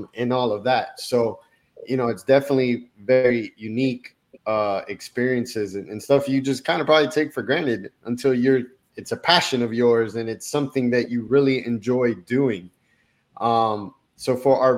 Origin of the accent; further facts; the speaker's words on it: Miami, Florida, United States; also born or lived in Colombia; I was born in Colombia, South America, but I grew up in Miami